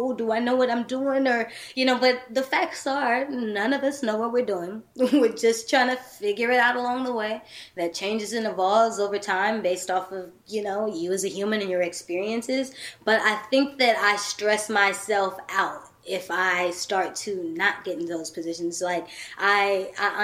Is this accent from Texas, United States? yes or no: yes; Texas, United States; I'm from Texas